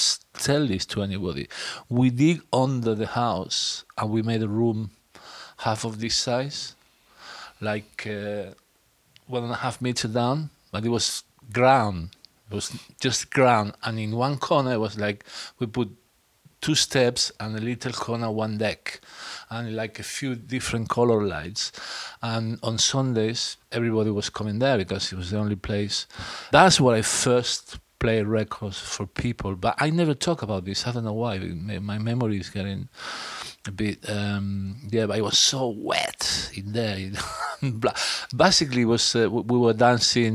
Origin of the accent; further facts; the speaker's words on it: France; I grew up in France